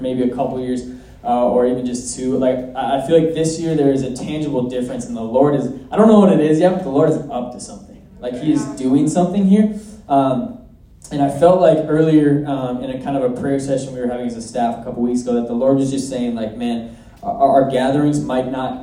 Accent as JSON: {"language": "English", "region": "Minnesota", "country": "United States", "said": "I'm from Minnesota"}